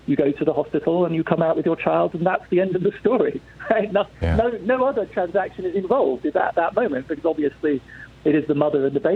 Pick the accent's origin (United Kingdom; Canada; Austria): United Kingdom; England; accent: English; moved away; you can tell from my accent I'm born English